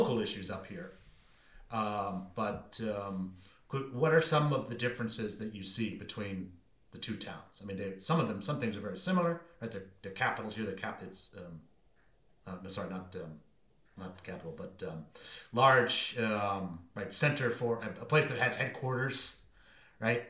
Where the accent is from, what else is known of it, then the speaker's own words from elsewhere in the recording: Maine, United States; moved away as an adult; also born or lived in Washington, District of Columbia, United States; I came from Maine